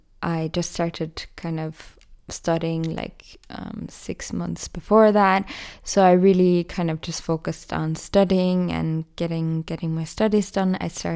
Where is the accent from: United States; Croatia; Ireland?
Ireland; moved away as an adult; now in Austria; Basically, because I moved from Ireland to Austria and I found it quite hard to study in German.